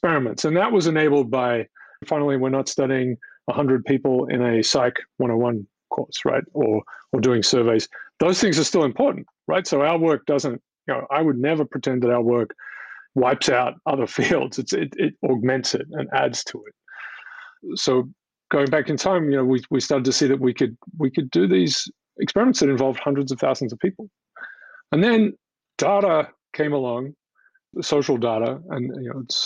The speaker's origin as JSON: {"language": "English", "country": "Australia", "moved": "as an adult", "lives_now": "United States", "said": "I'm from Australia originally"}